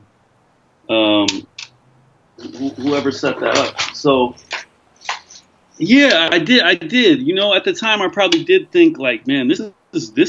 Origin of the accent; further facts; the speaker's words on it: California, United States; moved away as an adult; I grew up in America